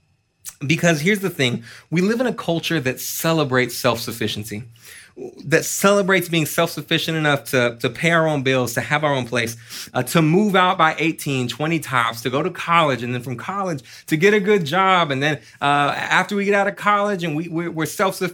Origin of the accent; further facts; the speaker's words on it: Austin, Texas, United States; I was born and raised here in Austin